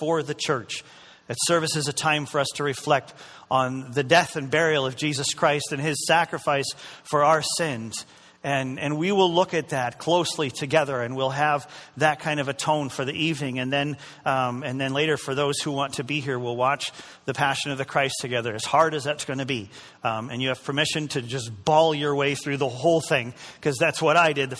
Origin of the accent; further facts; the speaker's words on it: Canada; I'm from Canada